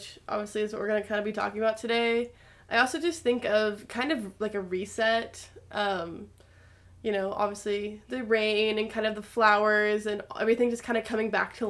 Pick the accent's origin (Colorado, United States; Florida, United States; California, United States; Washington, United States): Colorado, United States; I'm from Colorado, so winters are very different for me